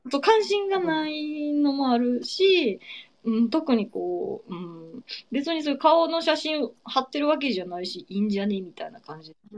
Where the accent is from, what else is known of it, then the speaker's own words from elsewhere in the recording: Kameoka, Kyoto, Japan; now in Osaka, Japan; 京都の亀岡っていうね、えー、すごい田舎大和美味しい水と山に囲まれたね、土田舎出身です